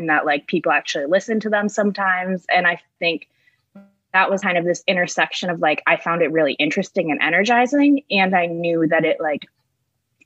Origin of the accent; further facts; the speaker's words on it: Michigan, United States; I grew up in Michigan, about 30 minutes away from East Lansing, but not towards the west